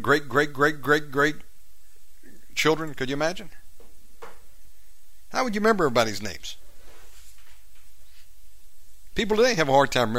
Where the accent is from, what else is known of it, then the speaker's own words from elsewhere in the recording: Warner Robins, Georgia, United States; moved away as an adult; now in Indonesia; I was born in Warner Robins, but my mom, granddad, born in Lyons, Georgia, so that's deep south.